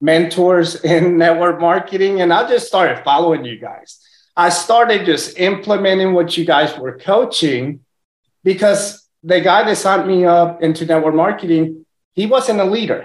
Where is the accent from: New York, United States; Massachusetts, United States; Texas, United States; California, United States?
Texas, United States; first language Spanish; English is a second language; also born or lived in Puerto Rico; They moved to Texas, had me over here, moved back to Puerto Rico, and then my parents split up whenever I was like 3 years old. Then I came to Texas.